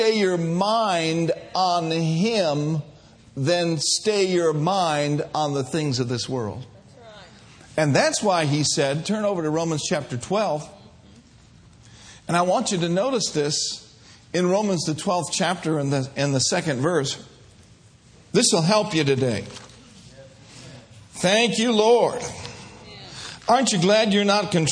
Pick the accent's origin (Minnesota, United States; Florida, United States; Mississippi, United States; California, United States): Minnesota, United States; I grew up in Minnesota